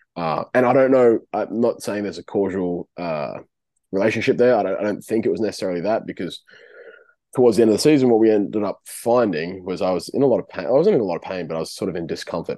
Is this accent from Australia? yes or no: yes; Darwin, Northern Territory, Australia; moved away as an adult; now in Wollongong, Australia; born and raised in Darwin, youngest of six